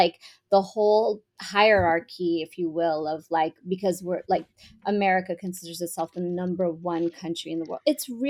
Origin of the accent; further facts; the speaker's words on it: Iran; also born or lived in Dubai / Montreal, Canada; now in New York City, United States; growing up in Iran and even growing up in Dubai